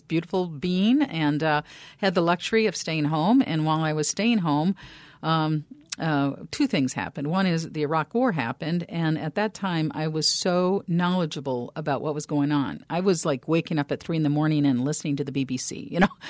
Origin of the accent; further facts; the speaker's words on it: Minneapolis, Minnesota, United States; I grew up in Northeast Minneapolis, Northeast Minneapolis